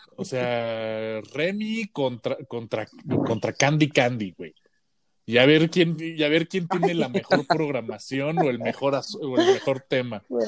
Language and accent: Spanish; Mexico; es porque soy mexicano